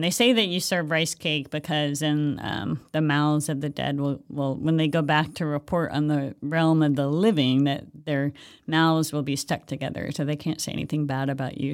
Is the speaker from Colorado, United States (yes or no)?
no; Hawaii, United States; moved away; I'm from Hawaii originally